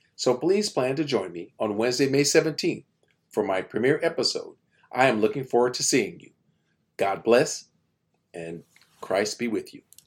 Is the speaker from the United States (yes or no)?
yes; United States; I'm Black American